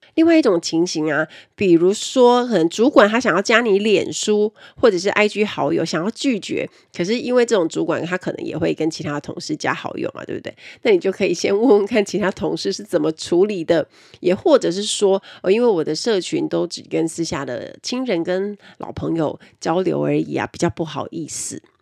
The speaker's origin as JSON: {"language": "Chinese", "town": "Kaohsiung", "country": "Taiwan", "said": "我们是高雄人"}